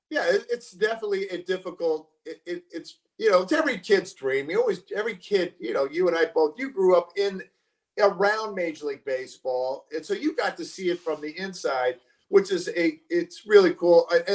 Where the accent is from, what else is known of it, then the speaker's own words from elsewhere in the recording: California, United States; going to games as a kid, I grew up in the Bay Area, so I saw Willie Mays, Willie McCovey.